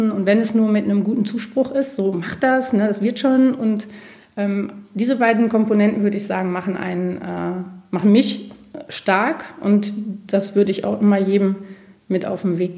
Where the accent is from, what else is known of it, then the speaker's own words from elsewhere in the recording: North Rhine-Westphalia, Germany; Ich bin ein Münsterlandei durch die Recherche, weil das Konzept ist eben unser Münsterland.